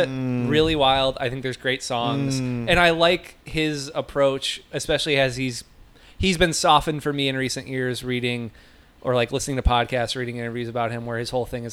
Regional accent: Indiana, United States; I was from Indiana

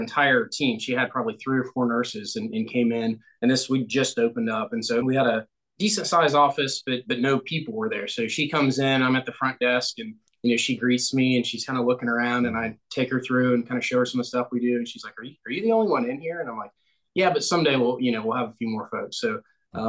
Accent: Ohio, United States; now in Greenville, United States; I am originally from Ohio and currently in Greenville, South Carolina.

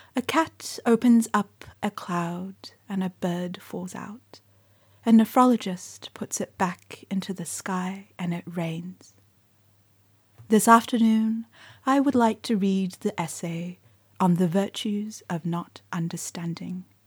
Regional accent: New Zealand; born or raised there; first language Mandarin; English is a second language

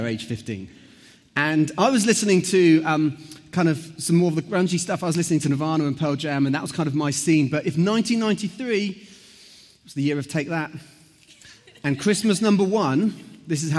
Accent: Southampton, South East England, United Kingdom; I grew up in Southampton.

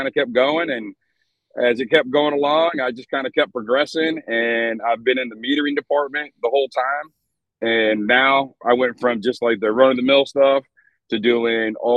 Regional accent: Michigan, United States; moved away as an adult; I grew up in Michigan, small kid, small town

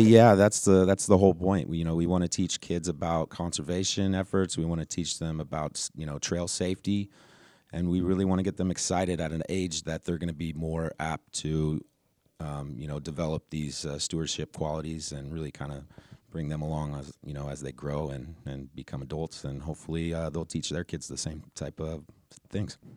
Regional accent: Reno, Nevada, United States; now in Everett, United States; I'm from Reno, Nevada, now living in Everett, Washington.

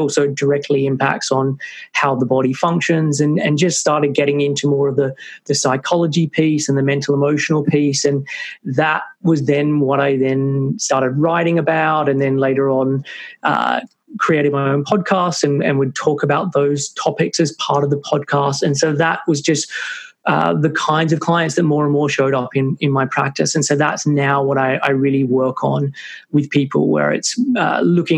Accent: Sydney, New South Wales, Australia; moved away as an adult; now in United Kingdom; I'm originally from Sydney, Australia, but moved to the UK when I was like 21.

